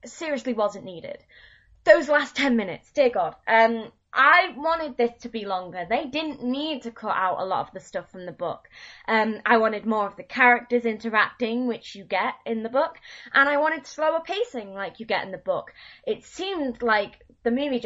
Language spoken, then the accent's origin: English; United Kingdom; Being British